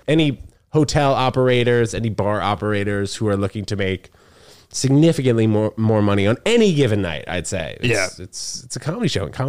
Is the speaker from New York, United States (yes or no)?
yes; New York City, New York, United States; also born or lived in New Brunswick, New Jersey / Princeton, New Jersey / Connecticut; I was born in New Brunswick, New Jersey. Spent 6 weeks out in Princeton, New Jersey. And then both my parents got jobs here in Manhattan.